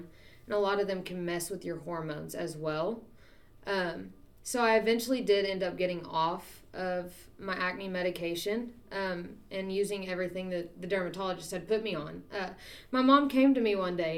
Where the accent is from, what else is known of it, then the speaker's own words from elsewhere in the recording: Poteau, Oklahoma, United States; moved away as an adult; I am from Poto, Oklahoma, which is southeast Oklahoma